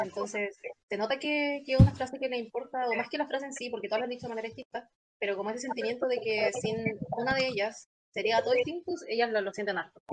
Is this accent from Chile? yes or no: yes; Concepción, Biobío, Chile; tengo 20 años, estudio Derecho, soy de Concepción y soy la cabecilla del CC